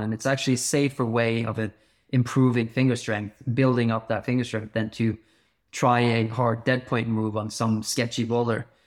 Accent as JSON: {"language": "English", "town": "Bergen", "region": "Vestland", "country": "Norway", "tie": "born or raised there", "said": "I grew up in Bergen in Norway"}